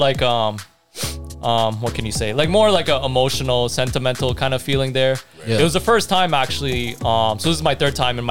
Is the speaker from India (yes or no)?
yes; India; my home country, India.